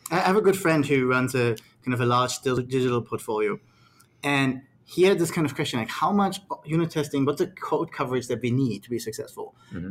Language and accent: English; Australia; I'm from Australia, so I spend a lot of time with Australian clients